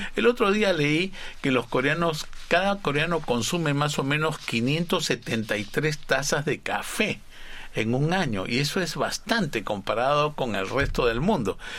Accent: Peru; moved away as an adult; now in South Korea; en mi país

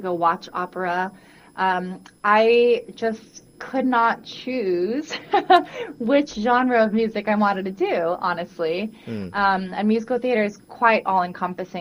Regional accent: Guam; now in New York City, United States; I was born and raised on Guam

